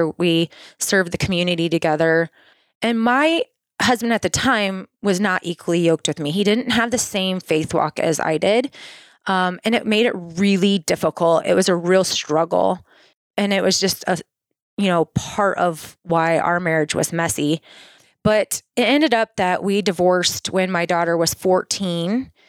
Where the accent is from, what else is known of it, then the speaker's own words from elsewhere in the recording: Swisher, Iowa, United States; I was born in Swisher, Iowa. So close to Cedar Rapids, Iowa. Most people know that. And had a really fun childhood, just running through the cornfields, playing in creeks.